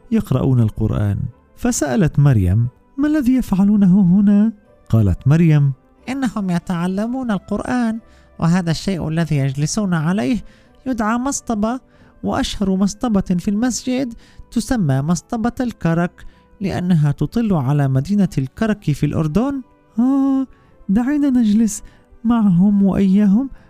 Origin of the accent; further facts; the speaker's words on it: Egypt; أنا من مصر عندي سبعة